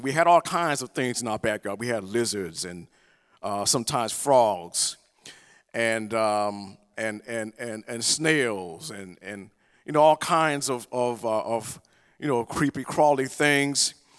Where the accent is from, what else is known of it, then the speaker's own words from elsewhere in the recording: the South, United States; I'm from the South. You know, we, we have talk in church.